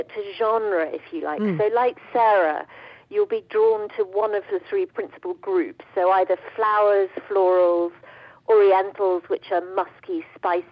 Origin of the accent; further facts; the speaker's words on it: United Kingdom; And my family, actually, we didn't, obviously, being British, we didn't do emotions